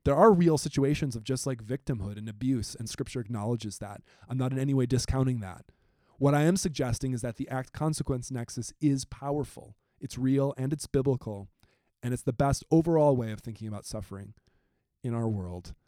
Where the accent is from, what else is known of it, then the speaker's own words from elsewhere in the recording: Wisconsin, United States; I'm from Wisconsin, right next door